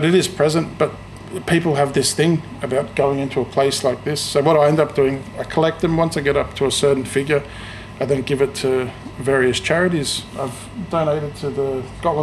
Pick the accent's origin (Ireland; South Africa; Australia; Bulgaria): Australia; moved away as an adult; also born or lived in Sydney; now in Scotland, United Kingdom; I was born in Australia to Greek parents. When I was working in Sydney